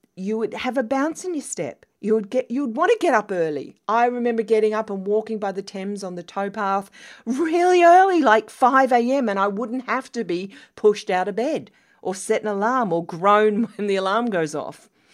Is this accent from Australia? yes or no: yes; Australia; moved away; as an Australian